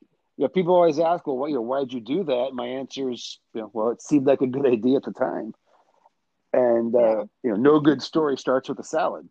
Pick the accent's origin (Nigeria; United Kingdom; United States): United States; Michigan; now in Chicago, United States; I grew up in Michigan, been living in Chicago now for coming up on 28 years.